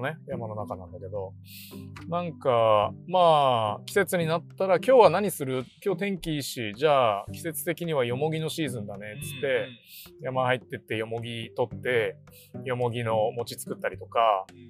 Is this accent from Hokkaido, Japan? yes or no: yes; Sapporo, Hokkaido, Japan; 北海道で生まれて自然の自然に育ててもらったって思ってるから